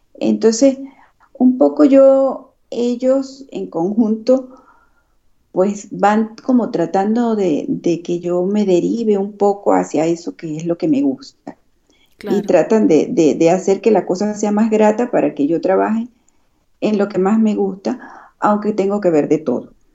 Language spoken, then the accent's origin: Spanish; Venezuela; moved away as an adult; also born or lived in Madrid, Spain; now in Badajoz, Spain; somos los médicos venezolanos